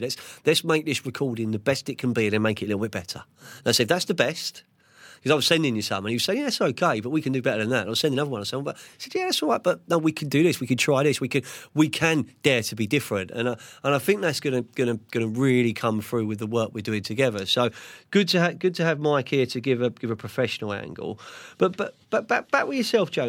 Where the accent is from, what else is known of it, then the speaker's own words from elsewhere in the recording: London, United Kingdom; I'm Central London from Fulham